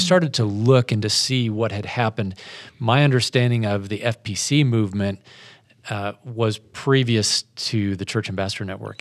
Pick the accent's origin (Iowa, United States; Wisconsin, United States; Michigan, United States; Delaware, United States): Iowa, United States; Spencer; moved away as an adult; also born or lived in Wyoming / Washington, D.C. area; now in Houston, United States; my wife and I grew up here in Iowa